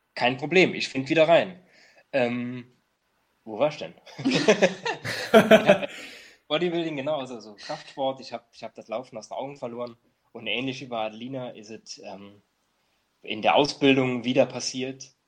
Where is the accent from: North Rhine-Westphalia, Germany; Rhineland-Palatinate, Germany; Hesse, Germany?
Rhineland-Palatinate, Germany; near Trier; ich komme ja aus Trier, aus der Nähe von Trier, wir haben keine Straßenbahn, keine U-Bahn